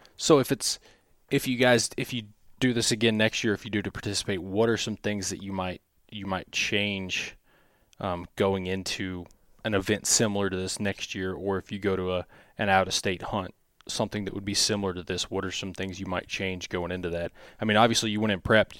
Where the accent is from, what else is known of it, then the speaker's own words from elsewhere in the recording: Missouri, United States; growing up in Missouri on public land